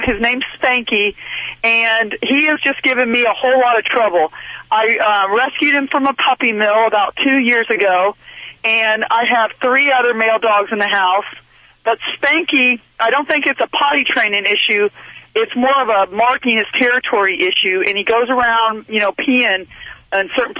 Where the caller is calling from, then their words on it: Woodbridge, Virginia, United States; I'm calling from Woodbridge, Virginia, right outside of D.C.